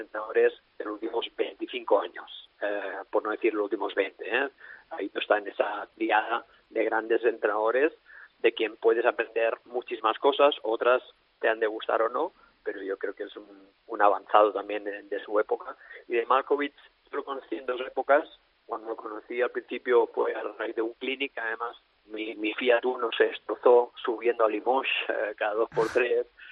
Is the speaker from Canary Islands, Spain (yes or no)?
no; Alella, Catalonia, Spain; also born or lived in Russia; entrenar aquí en mi pueblo, en Alella